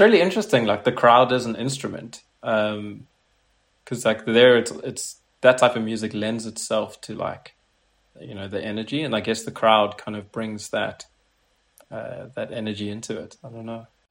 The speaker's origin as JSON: {"language": "English", "country": "South Africa", "moved": "as an adult", "lives_now": "Paris, France", "said": "I've just moved to Paris recently, and uh, I'm originally from South Africa."}